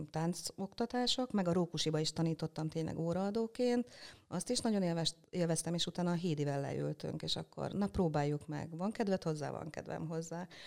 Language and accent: Hungarian; Üllés, Csongrád-Csanád, Hungary; also born or lived in Szeged; Ülésen nőttem föl